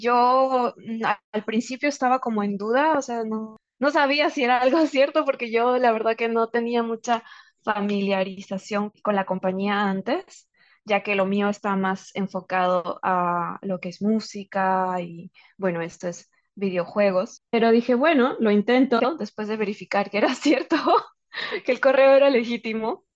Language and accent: Spanish; Peru; poder ser embajadora de nuestra cultura y de nuestro idioma eh, en, para un videojuego que tiene un alcance mundial. Y de hecho esto pone a Perú en el mapa